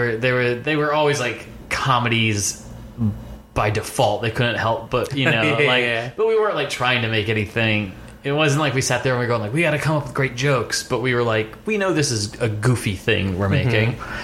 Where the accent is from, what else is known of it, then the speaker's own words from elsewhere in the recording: Fairfax, Virginia, United States; I would say I mostly grew up in Fairfax, Virginia, right outside Washington, D.C. Moved around a bit growing up.